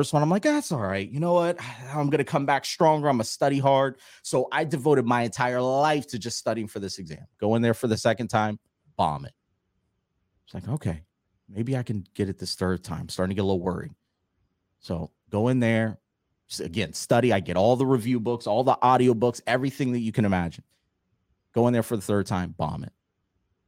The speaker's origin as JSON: {"language": "English", "region": "Florida", "country": "United States", "tie": "born or raised there", "said": "I'm originally from Florida, and in Florida, you have multiple standardized tests that you have to take"}